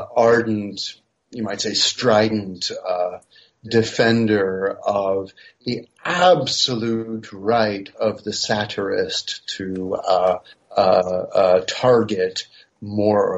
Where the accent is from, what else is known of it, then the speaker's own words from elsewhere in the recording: United States; now in Paris, France; I'm a professor of philosophy and history and philosophy of science at the University of Paris, though I'm originally American